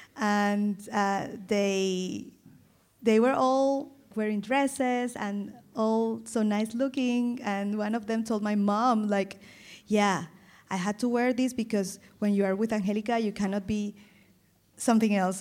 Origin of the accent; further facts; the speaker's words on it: Caribbean coast of Colombia, Caribbean Region, Colombia; first language Spanish; English is a second language; moved away as an adult; now in Germany; I come from the Caribbean coast